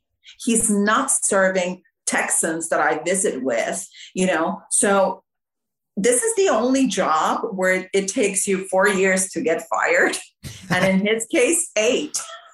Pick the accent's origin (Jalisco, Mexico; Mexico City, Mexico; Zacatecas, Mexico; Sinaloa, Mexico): Mexico City, Mexico; now in Austin, United States; No, I grew up in Mexico City where my parents were missionaries.